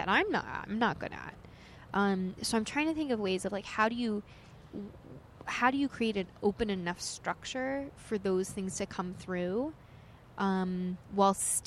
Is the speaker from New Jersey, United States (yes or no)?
yes; Knowlton, New Jersey, United States; now in New York, United States; I grew up in Warren County, New Jersey. So, Knowlton, New Jersey. It's, like, very country.